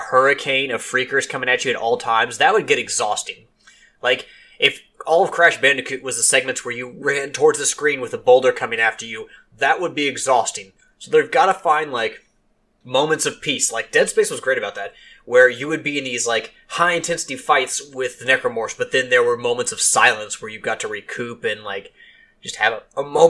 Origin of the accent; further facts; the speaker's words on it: Louisville, Kentucky, United States; I'm from Kentucky